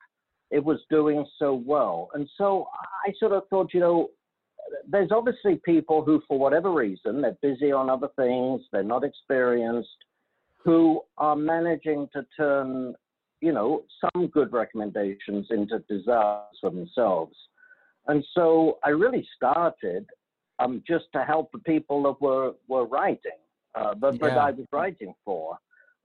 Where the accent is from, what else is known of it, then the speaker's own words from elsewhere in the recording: London, United Kingdom; moved away as an adult; now in United States; I'm from London, England, graduated London School of Economics